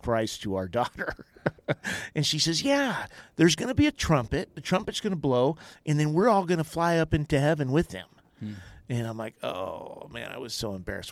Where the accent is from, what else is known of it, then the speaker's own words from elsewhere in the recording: Johnston, Iowa, United States; I grew up in Johnston, Iowa